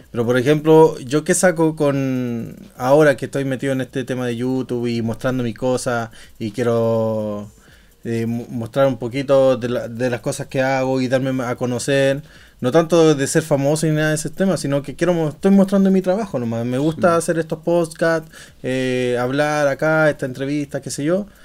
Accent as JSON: {"language": "Spanish", "town": "Santiago", "region": "Santiago Metropolitan Region", "country": "Chile", "moved": "yes", "lives_now": "Stockholm, Sweden", "said": "Y yo soy de Chile, chileno chileno, weón."}